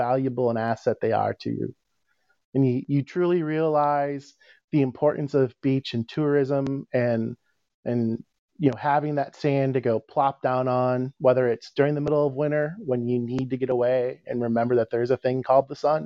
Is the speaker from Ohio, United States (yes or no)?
no; Chicago, Illinois, United States; moved away as an adult; now in Cape Cod, United States; I live on Cape Cod, but I was born and raised in Chicago